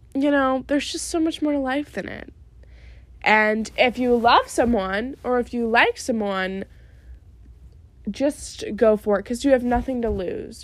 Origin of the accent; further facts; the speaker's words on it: New York, United States; When I was little, growing up in New York